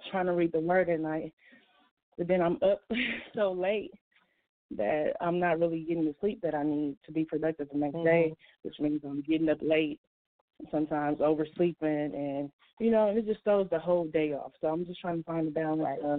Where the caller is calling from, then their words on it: Milwaukee, Wisconsin, United States; But I'm coming from Milwaukee, Wisconsin, and I just want to thank you for these calls